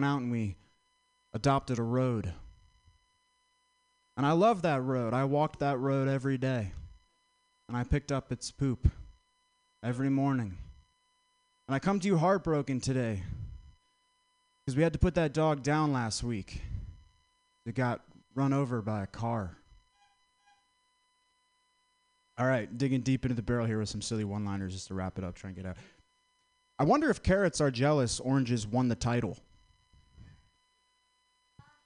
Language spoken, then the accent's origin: English; Vermont, United States; I'm from Vermont.